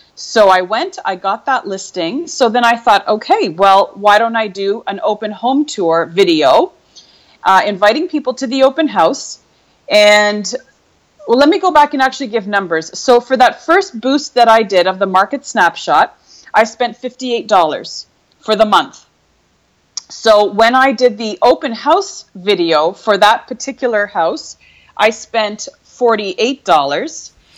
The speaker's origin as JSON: {"language": "English", "country": "Canada", "tie": "born or raised there", "also_born_or_lived": "Europe", "moved": "as an adult", "said": "born and raised in Canada"}